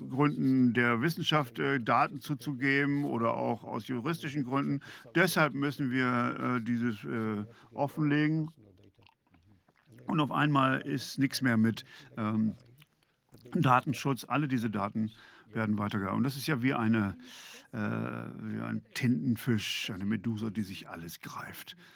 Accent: Canada; Also erstmal sind wir Kanadier grundsätzlich erstmal sehr höflich.

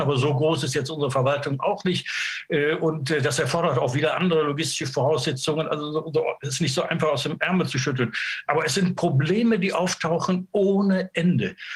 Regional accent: Germany; sind wir Deutsche

